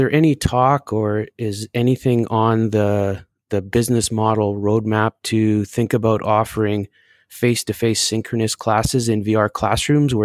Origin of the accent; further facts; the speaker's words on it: Canada; Being Canadian